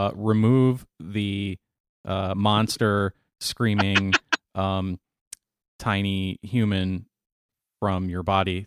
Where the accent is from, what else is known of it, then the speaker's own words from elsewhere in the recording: United States; Well, I'm American and I speak English